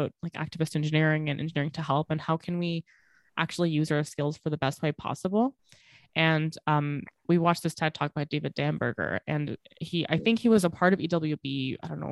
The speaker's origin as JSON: {"language": "English", "country": "Bangladesh", "said": "I'm from Bangladesh"}